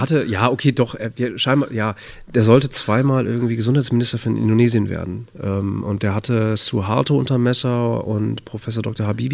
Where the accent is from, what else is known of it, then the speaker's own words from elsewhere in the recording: Bad Oeynhausen, North Rhine-Westphalia, Germany; in Bad Oeynhausen. Kleiner Kurort, äh, nördliches Nordrhein-Westfalen. Das ist meine Heimat, da bin ich aufgewachsen